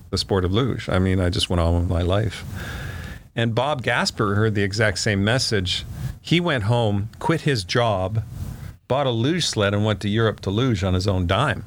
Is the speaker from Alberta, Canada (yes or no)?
yes; Edmonton, Alberta, Canada; moved away as an adult; now in Texas, United States; growing up in Canada in Edmonton